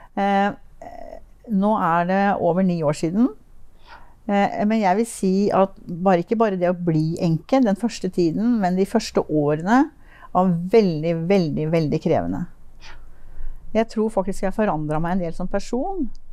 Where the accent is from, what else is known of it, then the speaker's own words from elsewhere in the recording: Finnmark, Norway; also born or lived in Tønsberg / Oslo / Lillehammer; now in Moss, Norway; Jeg er faktisk født i Tønsberg. Ja. Og jeg har bodd en viktig del av mitt liv, barndommen, i Finnmark.